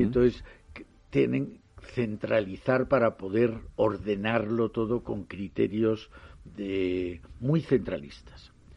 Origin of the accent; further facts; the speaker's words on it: Jaén, Andalusia, Spain; yo que soy de Jaén